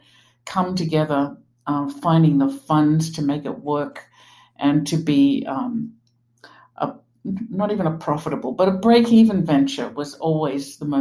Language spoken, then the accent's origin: English; Australia; moved away as an adult; also born or lived in New York; now in Pittsburgh, United States; I grew up in Australia